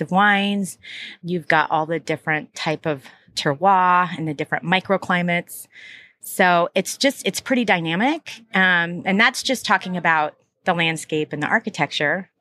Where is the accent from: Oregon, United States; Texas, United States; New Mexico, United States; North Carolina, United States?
Oregon, United States; Troutdale; also born or lived in Portland, Oregon; I was from Northeast Portland, but what really grew up out in Troutdale.